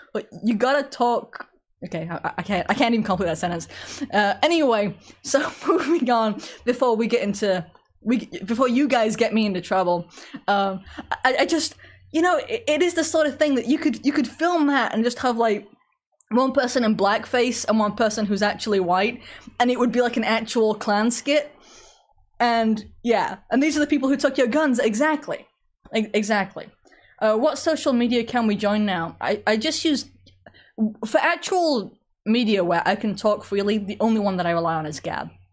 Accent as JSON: {"language": "English", "region": "England", "country": "United Kingdom", "tie": "born or raised there", "moved": "yes", "said": "I grew up in England"}